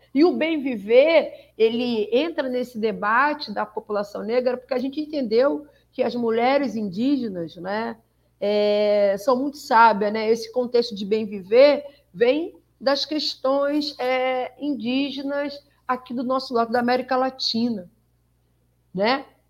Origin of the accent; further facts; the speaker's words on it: Rio de Janeiro, Brazil; Eu sou uma mulher preta, sou carioca